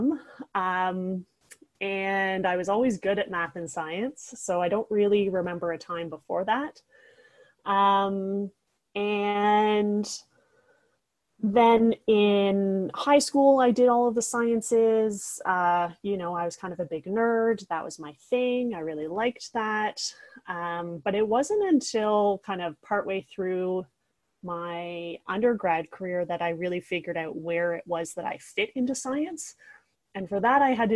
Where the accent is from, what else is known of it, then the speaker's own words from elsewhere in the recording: Toronto, Ontario, Canada; also born or lived in Halifax; now in Toronto, Canada; I grew up in Scarborough, Ontario